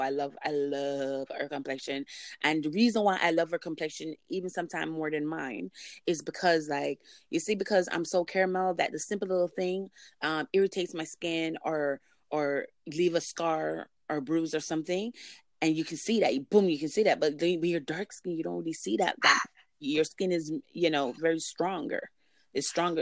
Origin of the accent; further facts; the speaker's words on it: Jamaica; now in Canada; speaking as a Jamaican that lives there in Canada